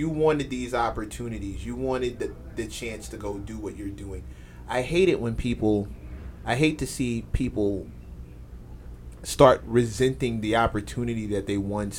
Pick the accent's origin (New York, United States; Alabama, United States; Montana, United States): New York, United States; also born or lived in Brooklyn; just a little guy in Queens, from Queens, who lives in Brooklyn.